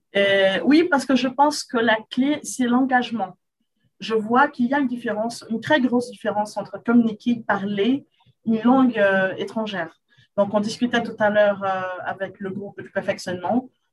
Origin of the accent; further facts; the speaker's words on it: Rio de Janeiro, Brazil; French is a second language; Je suis brésilienne de Rio, Carioca